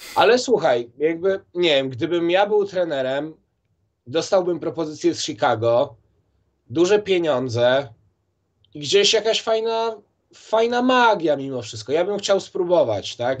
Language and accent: Polish; Warsaw, Masovian Voivodeship, Poland; ja jestem, wiesz, chłopak z Mokotowa